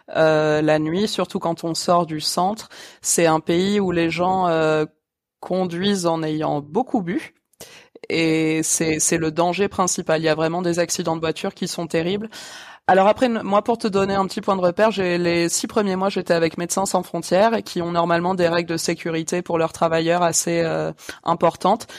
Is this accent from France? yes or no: yes; France; now in Malawi